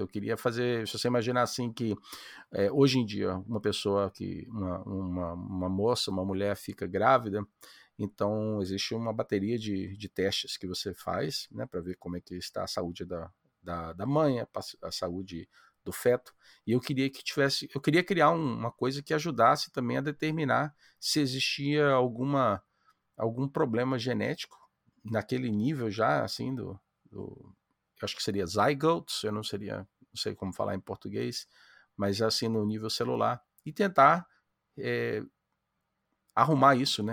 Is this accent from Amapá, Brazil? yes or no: yes; Amapá, Brazil; now in United States; Eu, eu sou brasileiro, moro nos Estados Unidos, mas eu nasci no Amapá